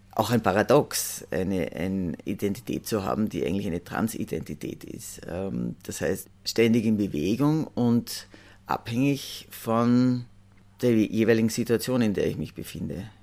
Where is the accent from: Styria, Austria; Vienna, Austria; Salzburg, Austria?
Salzburg, Austria; ich bin aus Salzburg